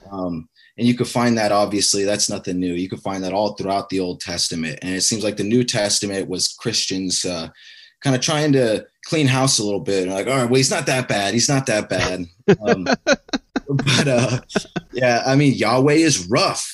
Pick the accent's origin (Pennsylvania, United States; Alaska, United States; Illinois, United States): Alaska, United States; me growing up in Alaska